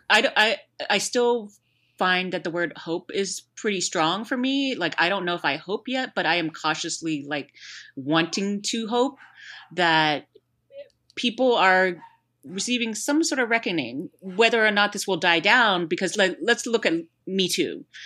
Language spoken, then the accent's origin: English; Houston, Texas, United States; there was one in Houston too, so it's kinda like my hometown